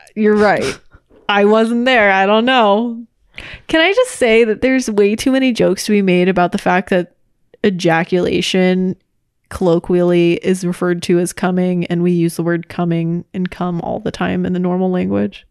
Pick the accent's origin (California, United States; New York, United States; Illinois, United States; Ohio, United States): California, United States; Orange County; also born or lived in Los Angeles; we both grew up in Orange County and I've lived in Orange County and L A my entire life